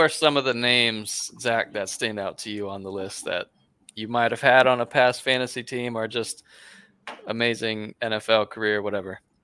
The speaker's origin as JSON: {"language": "English", "town": "Gainesville", "region": "Florida", "country": "United States", "said": "I am from Gainesville"}